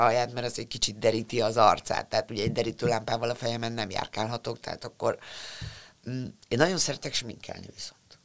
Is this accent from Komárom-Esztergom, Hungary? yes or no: no; Budapest, Hungary; te budapestiként